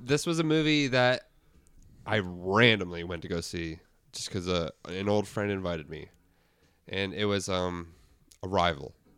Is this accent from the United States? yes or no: no; Guelph, Ontario, Canada; that's my hometown